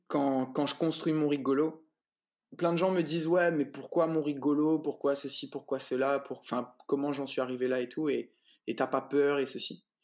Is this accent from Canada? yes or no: no; Réunion; moved away as an adult; also born or lived in Saint-Pierre, Réunion; now in France; je suis réunionnais